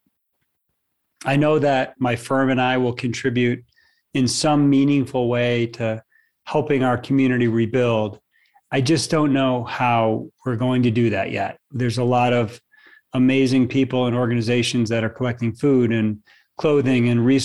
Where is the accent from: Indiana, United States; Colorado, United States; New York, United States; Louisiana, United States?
Colorado, United States; Louisville; My hometown of Louisville, Colorado